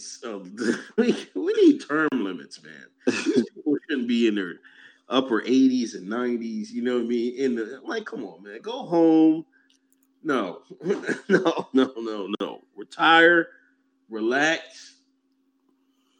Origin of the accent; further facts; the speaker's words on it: Pennsylvania, United States; moved away as an adult; I came from Pennsylvania